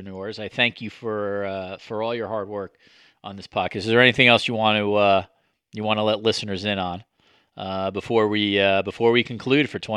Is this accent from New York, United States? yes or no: yes; New York, United States; growing up around New York